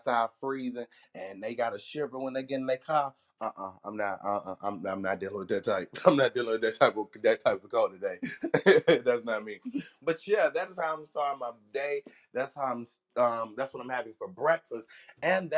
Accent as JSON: {"language": "English", "town": "Birmingham", "region": "Alabama", "country": "United States", "said": "I'm from Alabama, and you know, In Birmingham, we don't get cold like that."}